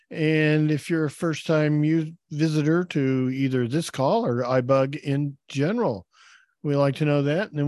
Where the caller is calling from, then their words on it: Dallas, Texas, United States; I'm joining from Dallas, Texas.